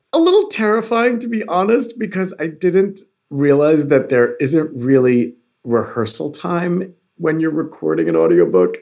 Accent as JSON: {"language": "English", "region": "New York", "country": "United States", "tie": "born or raised there", "said": "growing up in New York"}